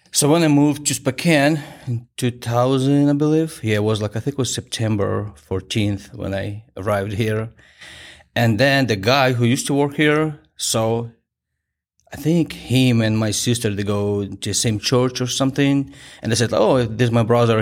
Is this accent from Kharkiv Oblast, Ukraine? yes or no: yes; Kharkiv, Kharkiv Oblast, Ukraine; English is a second language; moved away as an adult; my hometown